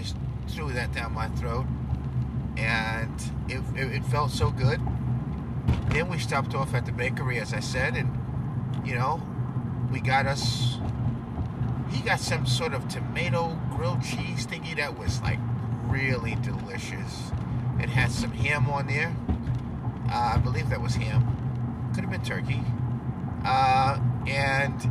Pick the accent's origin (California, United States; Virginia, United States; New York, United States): New York, United States; I'm a New Yorker